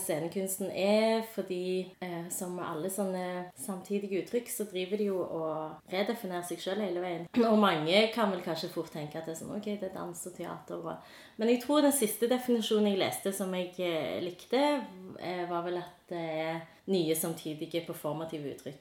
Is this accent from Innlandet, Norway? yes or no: no; Stavanger, Rogaland, Norway; jeg er fra Sunde